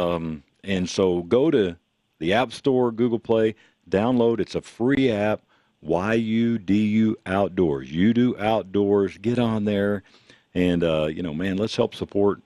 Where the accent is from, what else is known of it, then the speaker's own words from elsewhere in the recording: Texas, United States; now in Denver, United States; I'm from Texas originally